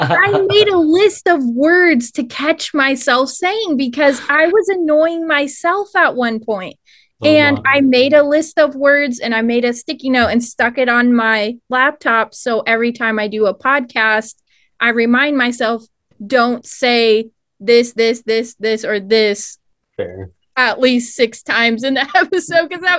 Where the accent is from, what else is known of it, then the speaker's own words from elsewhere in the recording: Cleveland, Ohio, United States; accent: hybrid Southern and Cleveland accent; also born or lived in Kentucky; now in Oklahoma, United States; because I grew up in Cleveland and then I moved to Kentucky for like 8 years and then I moved back to Cleveland. Now I'm in Oklahoma and I have a weird hybrid accent